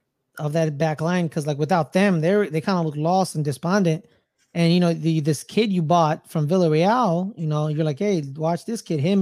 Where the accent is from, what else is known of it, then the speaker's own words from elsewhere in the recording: United States; I'm just an American.